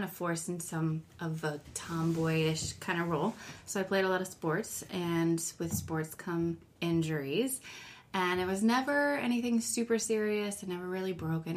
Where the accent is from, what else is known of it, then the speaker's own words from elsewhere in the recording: Agawam, Massachusetts, United States; moved away as an adult; also born or lived in Washington, D.C.; I spent from the age of 5 until I graduated in Agawam, Massachusetts